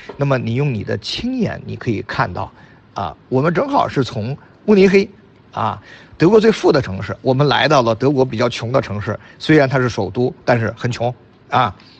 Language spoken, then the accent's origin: Chinese; China; 我们中国人的伟大跟中国人的创新